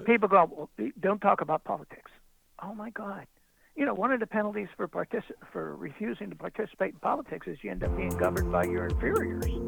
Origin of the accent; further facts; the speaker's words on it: United States; I'm an American